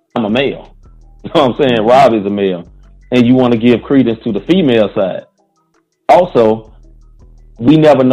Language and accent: English; St. Louis, Missouri, United States; we're from St. Louis